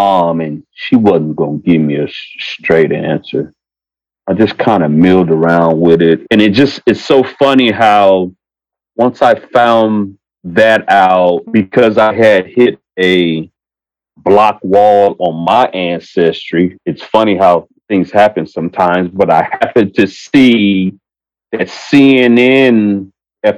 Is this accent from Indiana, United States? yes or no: no; San Diego, California, United States; also born or lived in Japan; I've been in San Diego all my life. And I was born in Japan